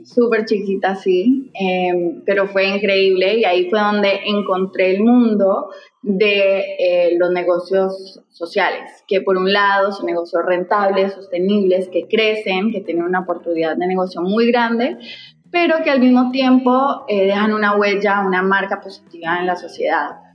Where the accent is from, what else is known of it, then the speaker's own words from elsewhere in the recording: Costa Rica; moved away as an adult; also born or lived in Medellín, Colombia / New York, United States; now in Peru; yo originalmente soy de Medellín eh, y de hecho crecí en Costa Rica, viví muchos años allá